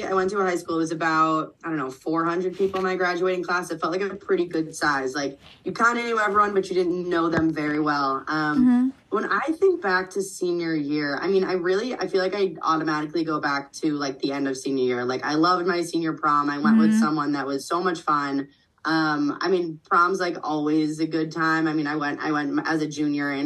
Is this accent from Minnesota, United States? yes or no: no; Bloomington, Indiana, United States; I'm from Bloomington, Indiana, which is a big college town